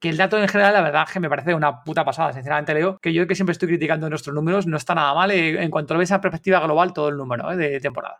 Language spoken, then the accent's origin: Spanish; Spain; somos españoles